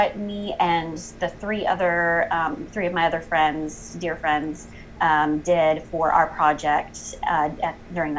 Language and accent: English; York, South Carolina, United States; moved away as an adult; also born or lived in Columbia, South Carolina / New Hampshire; I am originally from a little town, York, South Carolina